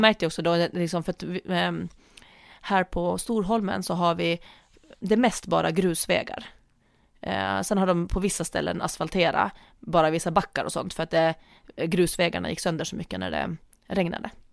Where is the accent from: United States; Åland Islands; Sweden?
Åland Islands; moved away; när jag tränade friidrott hemma på Åland